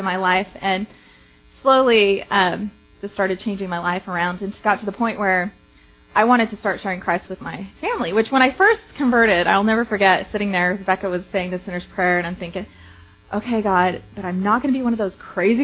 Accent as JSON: {"language": "English", "town": "Provo", "region": "Utah", "country": "United States", "tie": "born or raised there", "moved": "as an adult", "lives_now": "Dallas, United States", "said": "I was born and raised in Provo, Utah"}